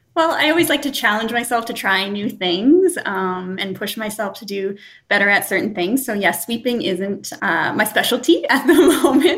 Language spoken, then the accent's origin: English; Sudbury, Ontario, Canada; my hometown in Sudbury